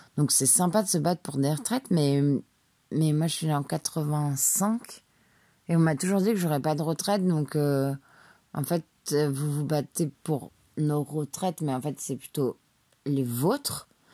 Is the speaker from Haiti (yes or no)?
no; Paris, Île-de-France, France; j'ai été élevée à Paris